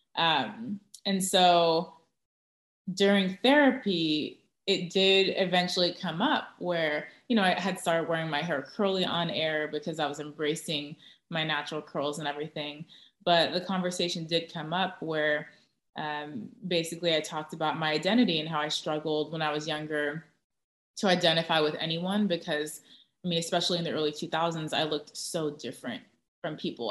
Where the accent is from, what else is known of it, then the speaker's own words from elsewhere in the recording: Orange County, Southern California, United States; also born or lived in Tustin / Irvine; now in San Antonio, United States; Southern California, Orange County